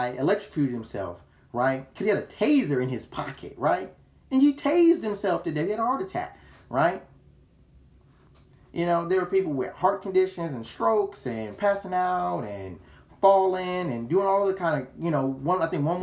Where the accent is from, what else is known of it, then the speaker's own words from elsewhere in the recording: United States; I'm an American